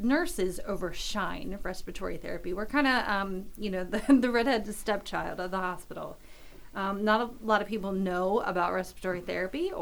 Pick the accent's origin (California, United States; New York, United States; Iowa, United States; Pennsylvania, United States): Pennsylvania, United States; Southern York County; I'm from Southern York County, and it's in, you know, York County